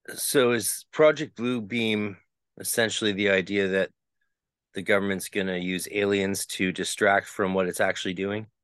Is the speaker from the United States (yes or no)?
no; Canada; I'm Canadian